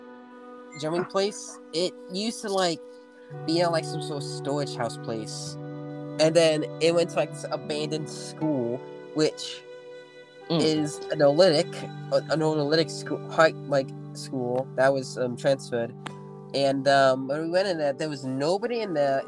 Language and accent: English; Indiana, United States; I'm from Indiana.